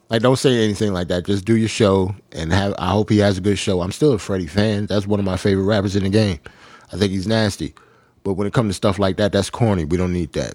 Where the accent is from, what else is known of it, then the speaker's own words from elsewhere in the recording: New York City, New York, United States; I'm a New Yorker